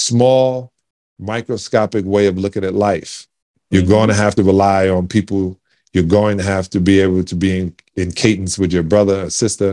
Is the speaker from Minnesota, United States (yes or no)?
no; New York City, New York, United States; I'm from Canarsie in Brooklyn